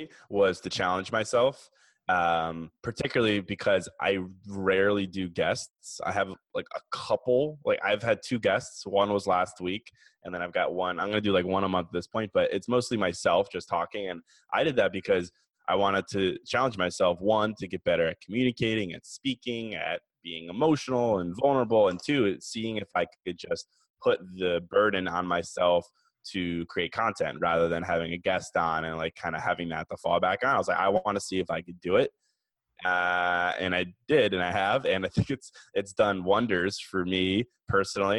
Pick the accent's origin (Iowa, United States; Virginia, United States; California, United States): Virginia, United States; moved away as an adult; now in Chicago, United States; I was actually born in Chicago, but I moved to Virginia when I was like two. So I was raised there for forever